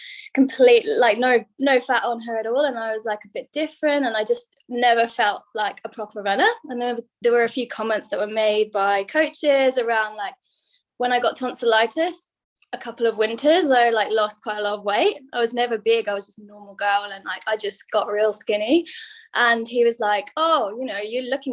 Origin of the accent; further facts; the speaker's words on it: England, United Kingdom; moved away as an adult; now in Sydney, Australia; from my accent, you can tell I'm from England.